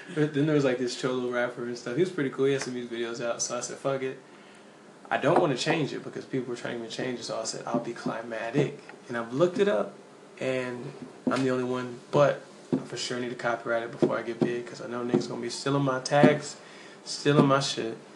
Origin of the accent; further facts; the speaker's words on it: Nashville, Tennessee, United States; moved away as an adult; now in North Carolina, United States; I'm originally from Antioch, Tennessee. You know, 615 is, is my heart